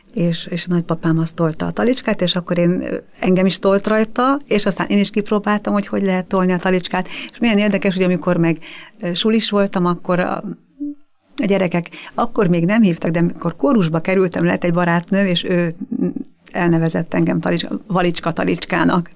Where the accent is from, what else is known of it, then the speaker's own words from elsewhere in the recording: Budakeszi, Pest, Hungary; moved away as an adult; also born or lived in Terézváros, Budapest; now in Budapest, Hungary; Budakeszi nőttem fel